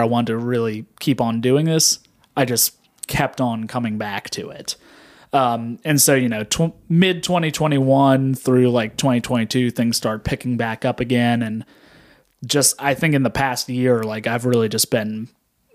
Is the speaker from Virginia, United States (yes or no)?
yes; Shenandoah County, Virginia, United States; growing up in Shenandoah County here in the Valley